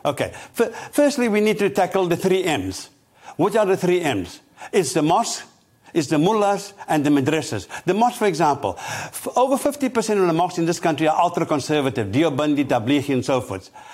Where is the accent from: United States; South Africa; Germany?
South Africa; now in United Kingdom; I'm originally from South Africa